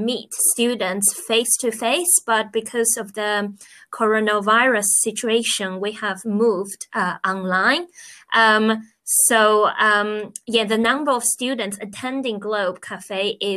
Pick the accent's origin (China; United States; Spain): China; moved away as an adult; now in England, United Kingdom; I am originally from China. I've been in England for nearly